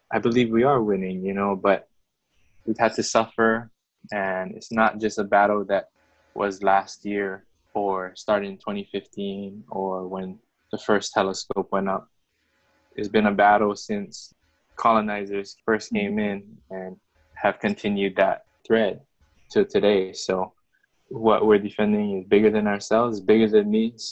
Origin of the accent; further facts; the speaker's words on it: Philippines; then oh, I don't like being Filipino, you know?